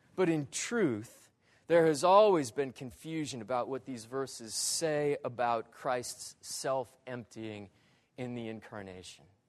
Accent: northern Michigan, United States; growing up as a kid in northern Michigan

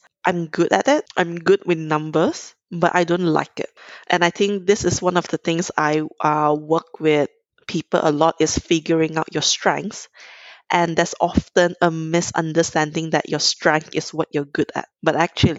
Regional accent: Kuala Lumpur, Malaysia; I'm originally from Malaysia, grew up in Kuala Lumpur

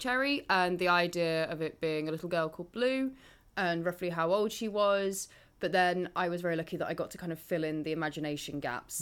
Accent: Market Bosworth, East Midlands, United Kingdom; I'm from near Leicester anyway. I grew up in Market Bosworth

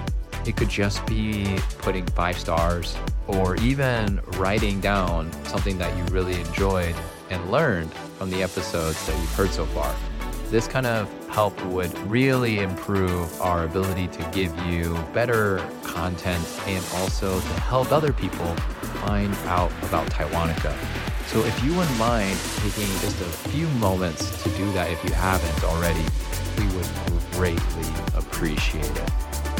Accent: United States; I'm an American

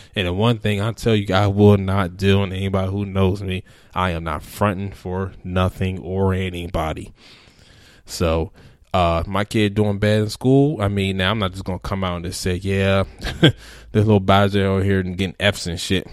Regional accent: Alabama, United States; I'm from Alabama.

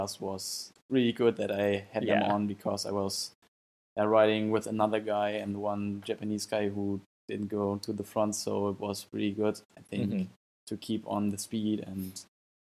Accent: Germany; also born or lived in Saarbrücken; from Germany. At this time, I'm training in Saarbrücken

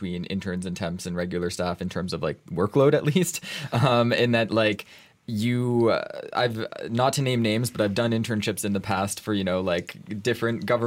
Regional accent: Canada; now in Brussels, Belgium; I'm from Canada

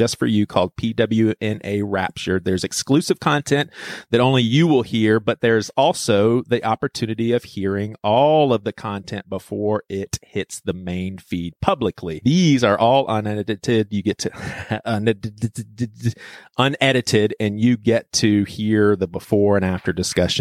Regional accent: Charleston, South Carolina, United States; Robbie and I, we're both from Charleston, South Carolina

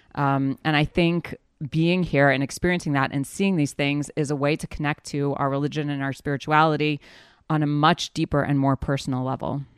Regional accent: New Orleans, Louisiana, United States; now in Judea and Samaria; Okay, so I grew up in the South in New Orleans, Louisiana.

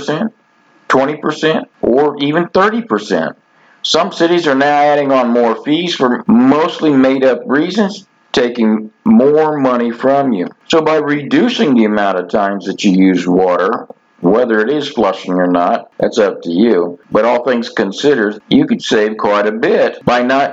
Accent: Florida, United States; growing up in Florida

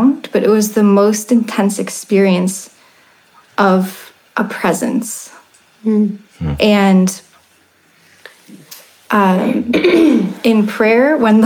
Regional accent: Ohio, United States; I grew up in Ohio

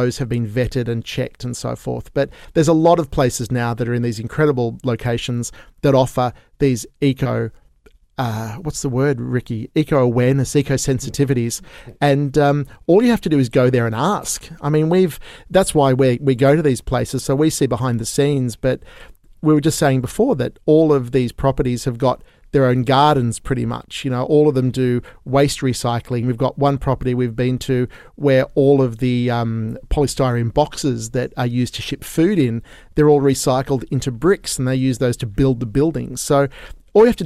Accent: Sydney, New South Wales, Australia; currently I have been locked down in here in Australia, where I'm from Sydney

